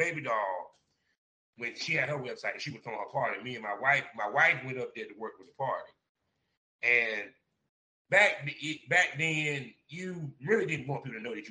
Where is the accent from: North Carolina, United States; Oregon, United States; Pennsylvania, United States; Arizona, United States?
North Carolina, United States; Durham; I'm in Durham, my hometown.